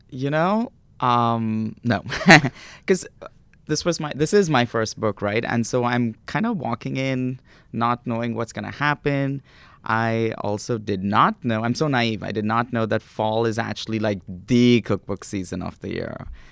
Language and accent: English; Mumbai, Maharashtra, India; moved away; I grew up in India